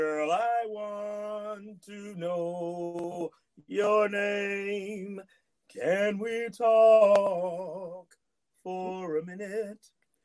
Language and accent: English; Decatur, United States; I'm from Decatur